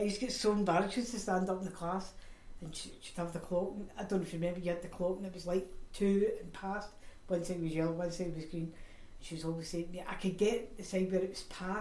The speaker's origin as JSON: {"language": "English", "town": "Glasgow", "region": "Scotland", "country": "United Kingdom", "said": "My mum, myself, my brother, we came from Maryhill."}